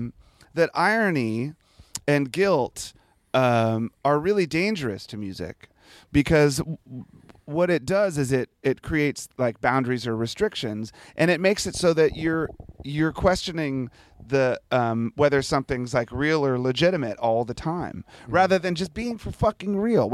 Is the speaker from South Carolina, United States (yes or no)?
no; Washington, District of Columbia, United States; Because you know, I grew up in the Washington D.C. area. And so the bands that I first started playing in were hardcore punk rock bands in the early 80s.